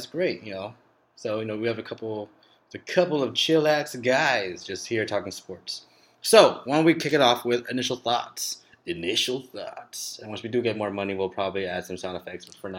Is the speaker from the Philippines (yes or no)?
yes; Philippines; I'm Filipino, and I hope my Filipinos out there, I hope you're all doing well.